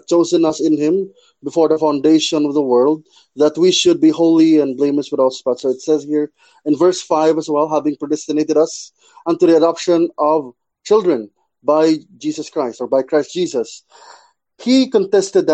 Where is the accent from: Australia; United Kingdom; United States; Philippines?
Philippines; Cebu, Central Visayas; I'm your friend from the Philippines, Cebu.